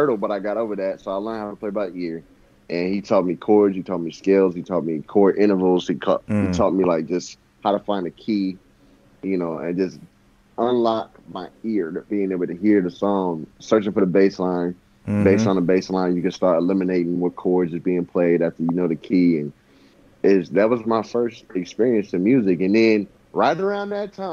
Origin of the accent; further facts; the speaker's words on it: Bay Area, California, United States; moved away; I come from the Bay Area.